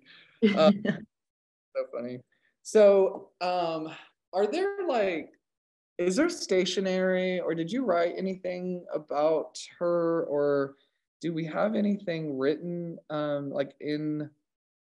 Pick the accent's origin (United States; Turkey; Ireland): United States; California; now in Oklahoma, United States; I am from California